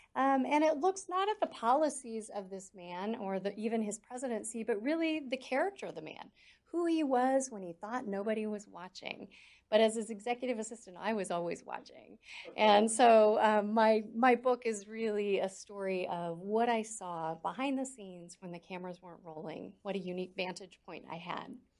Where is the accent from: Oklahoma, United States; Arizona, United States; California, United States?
California, United States; Southern; moved away; I grew up in Southern California.